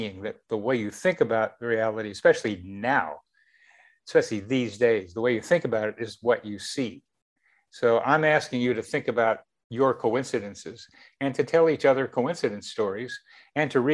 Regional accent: Wilmington, Delaware, United States; As a teenager in Wilmington, Delaware

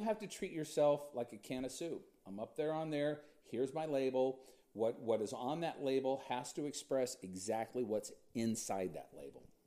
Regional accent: Huntington Beach, California, United States; I grew up in Huntington Beach, California.

